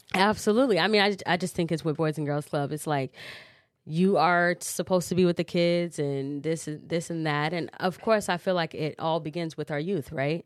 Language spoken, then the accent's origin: English; Cedar Rapids, Iowa, United States; also born or lived in Chicago; I am a Cedar Rapidian, so I'm from Cedar Rapids. I was born in Chicago, moved here when I was five